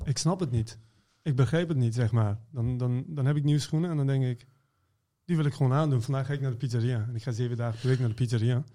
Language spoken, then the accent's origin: Dutch; Iran; also born or lived in Maastricht; now in Netherlands; ik kom uit Iran